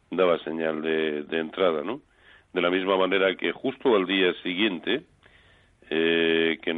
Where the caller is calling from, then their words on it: Madrid, Community of Madrid, Spain; de Madrid.